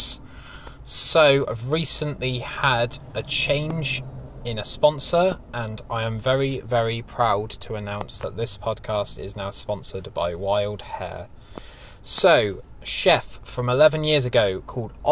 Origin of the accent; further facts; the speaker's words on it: United Kingdom; we're British